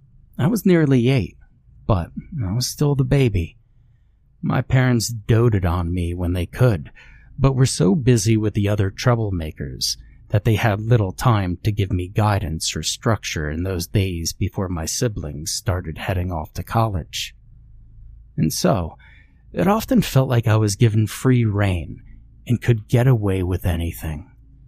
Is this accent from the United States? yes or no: yes; Ohio, United States; I grew up in Ohio, and not the American Northeast where the mall existed, but many of my grandparents and aunts and uncles lived there